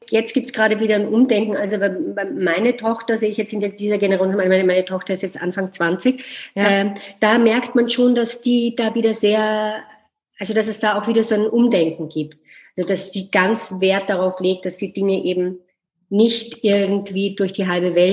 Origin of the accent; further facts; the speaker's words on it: Vienna, Austria; bin ich am Naschmarkt aufgewachsen. Das ist ein großer Markt in Wien, der inzwischen sehr touristisch geworden ist